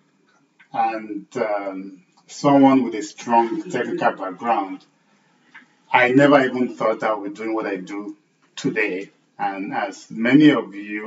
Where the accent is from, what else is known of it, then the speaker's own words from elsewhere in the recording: Nigeria; moved away as an adult; growing up in Nigeria, and I spent the first, 8-9 years of my career as an engineer in Nigeria